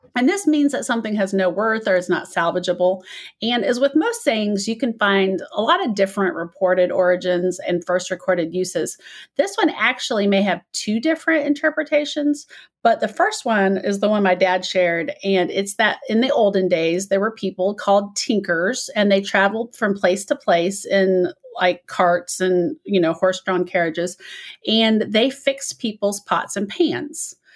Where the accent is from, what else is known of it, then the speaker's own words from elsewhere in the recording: Midwest, United States; accent: Midwest; moved away; this is my Midwest accent